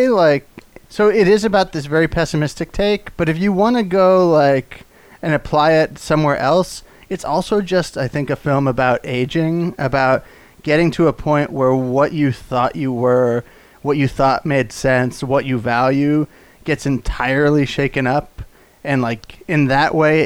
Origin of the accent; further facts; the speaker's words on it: Texas, United States; I'm a Texan. We like country a lot